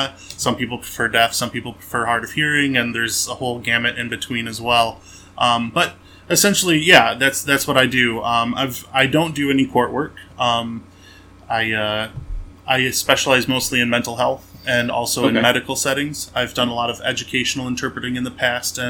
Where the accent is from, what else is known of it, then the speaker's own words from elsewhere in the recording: Memphis, Michigan, United States; also born or lived in Port Huron area, Michigan; I grew up in a little town called Memphis, Michigan, and a nice little country town, very small, 1 square mile, 1 stoplight